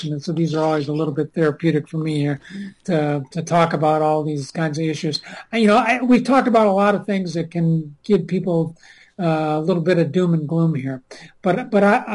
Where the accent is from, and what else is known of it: Minnesota, United States